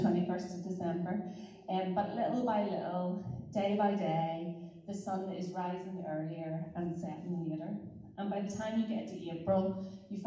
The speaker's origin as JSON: {"language": "English", "town": "Glengormley", "region": "Northern Ireland", "country": "United Kingdom", "tie": "born or raised there", "also_born_or_lived": "Carnlough / Carrickfergus / Coleraine", "said": "I am originally from Glengormley, stroke Carnlough, so a bit of a blow into Carrick. Former pupil of Ballycare High"}